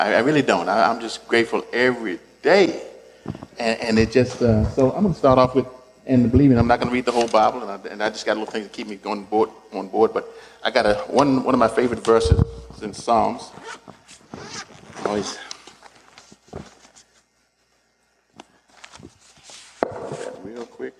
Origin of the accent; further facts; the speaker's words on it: the South, United States; I was born in the South, and I was in the 50s there.